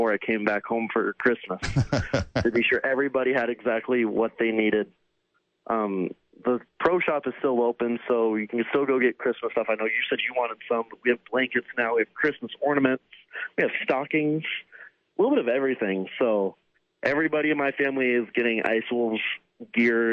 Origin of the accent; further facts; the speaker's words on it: Arlington and Dallas area, Texas, United States; We're not from Houston. We're from Arlington and Dallas area